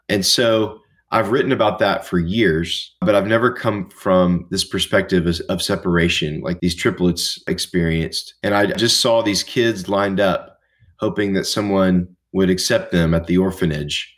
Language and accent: English; Nashville, Tennessee, United States; I grew up in Nashville, Tennessee